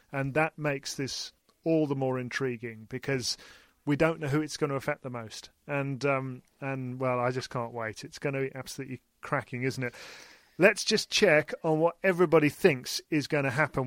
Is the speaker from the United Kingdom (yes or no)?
yes; United Kingdom; we're British